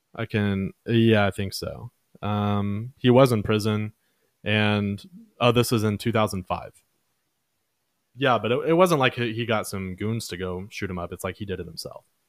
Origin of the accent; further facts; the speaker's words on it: Dallas, Texas, United States; also born or lived in Mansfield, Texas; Oak Cliff. That's my hood.